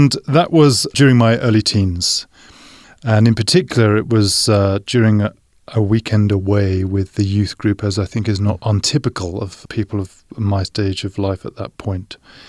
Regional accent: London, United Kingdom; And I grew up a Baptist in England, in the Greater London area.

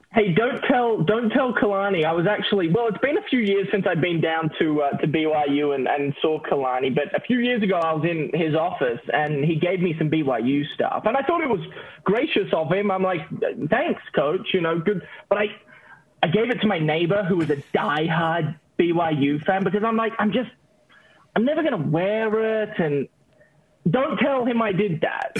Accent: Australia; moved away as an adult; also born or lived in Utah; I'm from Australia

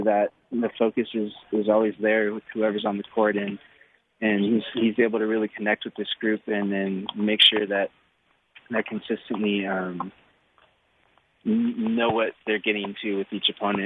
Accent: Stockton, California, United States; born or raised there

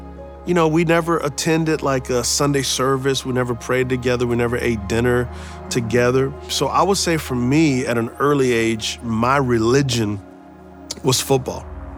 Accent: San Antonio, Texas, United States; Yeah, so I grew up in San Antonio, Texas. We were what's called po, not poor

